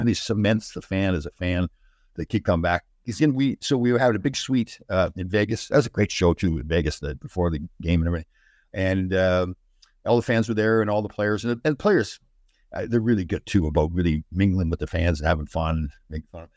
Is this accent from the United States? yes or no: no; Canada; I'm from Canada